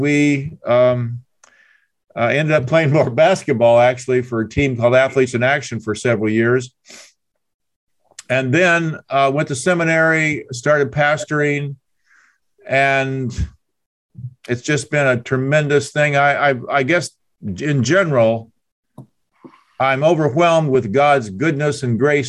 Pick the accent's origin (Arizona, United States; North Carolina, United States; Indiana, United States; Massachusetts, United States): Indiana, United States; moved away as an adult; also born or lived in Oklahoma; I'm from Indiana